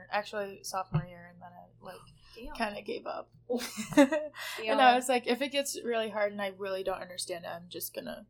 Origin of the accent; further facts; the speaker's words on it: the South, United States; accent: Southern; Oh, yeah. I'll talk in my Southern accent about it.